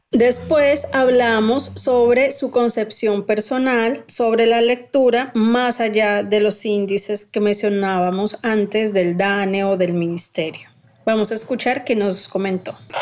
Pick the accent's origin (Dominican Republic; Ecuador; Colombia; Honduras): Colombia